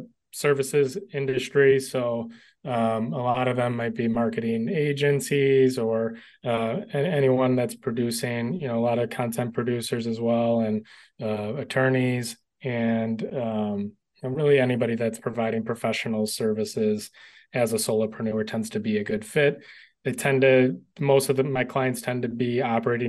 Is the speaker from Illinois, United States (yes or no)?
yes; Illinois, United States; my home state of Illinois